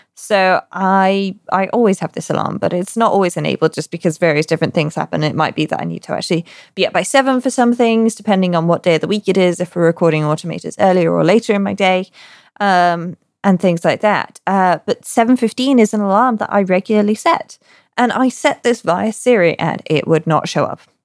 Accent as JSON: {"language": "English", "country": "United Kingdom", "said": "me being British"}